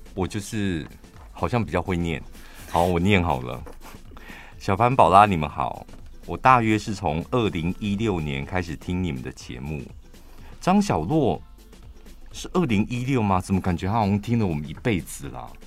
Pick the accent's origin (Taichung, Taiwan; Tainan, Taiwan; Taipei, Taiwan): Taichung, Taiwan; 我们台中人